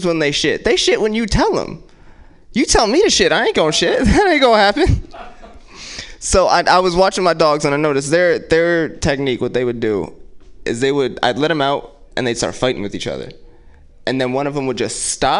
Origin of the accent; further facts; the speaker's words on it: Oakland, California, United States; my parents are from Jersey, but I grew up in West Oakland